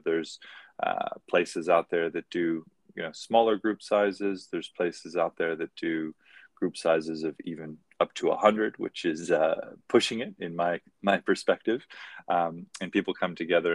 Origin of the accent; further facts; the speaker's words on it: Maui, Hawaii, United States; moved away; also born or lived in Hong Kong; I grew up on Maui in Hawaii